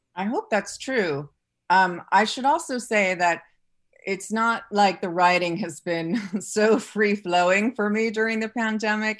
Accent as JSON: {"language": "English", "town": "New York City", "region": "New York", "country": "United States", "tie": "born or raised there", "said": "I grew up in New York City"}